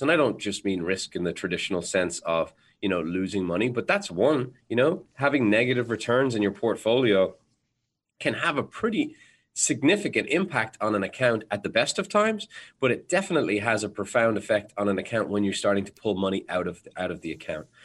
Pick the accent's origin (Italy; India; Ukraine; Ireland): Ireland; I'm Irish, so we're naturally bred to constantly be worried about things.